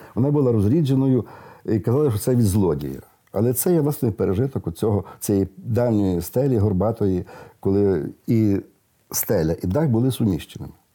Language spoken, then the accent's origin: Ukrainian; Western Ukraine, Ukraine; в деяких місцевостях у нас на заході